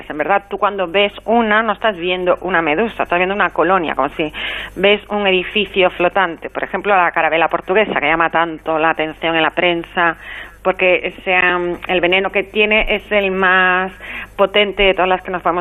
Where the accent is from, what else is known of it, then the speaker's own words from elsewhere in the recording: Galicia, Spain; now in Cádiz, Spain; yo soy gallega, pero aquí en Cádiz se comen las anémonas